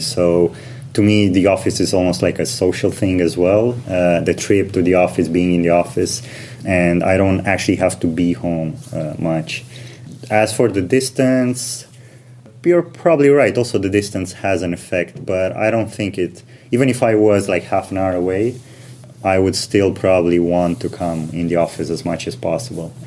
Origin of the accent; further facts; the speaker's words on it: Romania; moved away as an adult; also born or lived in United Kingdom / Switzerland; now in London, United Kingdom; I am originally from Romania.